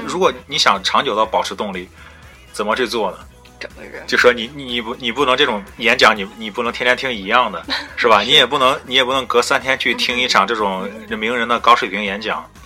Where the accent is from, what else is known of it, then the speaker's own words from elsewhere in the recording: China; moved away as an adult; now in United Kingdom; 我们是中国人